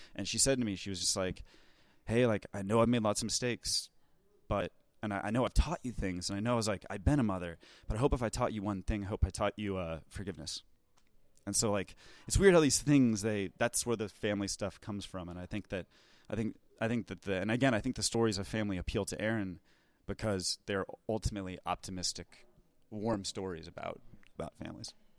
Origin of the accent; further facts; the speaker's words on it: United States; as an American filmmaker